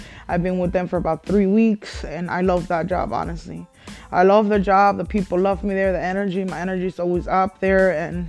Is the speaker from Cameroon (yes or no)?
no; Mexico; English is a second language; I was born and raised in Mexico, as you guys can probably tell from my accent. I don't have a very heavy accent anymore